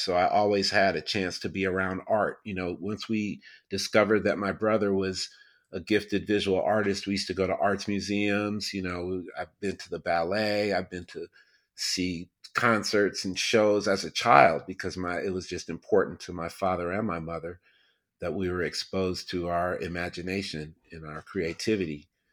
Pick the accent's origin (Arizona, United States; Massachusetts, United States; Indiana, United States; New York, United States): New York, United States; upstate; I grew up in upstate New York, uh, about four hours outside of New York City